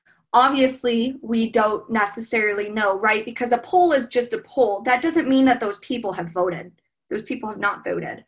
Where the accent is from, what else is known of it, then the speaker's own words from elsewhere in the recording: Geneva, Illinois, United States; also born or lived in Danville, California; I grew up in Geneva, Illinois.